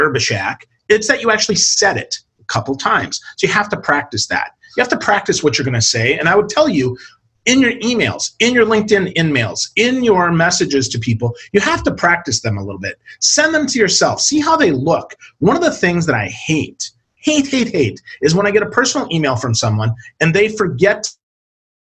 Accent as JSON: {"language": "English", "region": "Wisconsin", "country": "United States", "moved": "yes", "said": "I'm originally from Wisconsin"}